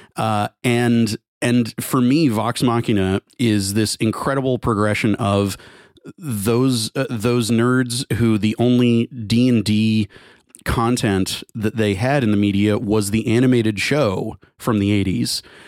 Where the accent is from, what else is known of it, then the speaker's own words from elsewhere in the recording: Garland, Texas, United States; the name of the town is a, is a, is a melding of Garland, where I'm from